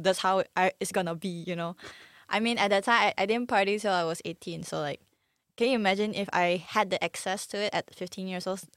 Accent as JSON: {"language": "English", "country": "Malaysia", "said": "we are also Malaysian"}